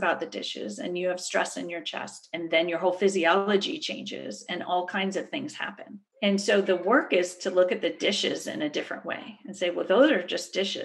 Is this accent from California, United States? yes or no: yes; Berkeley, California, United States; I grew up in Berkeley, so it's kind of a crunchy granola background to start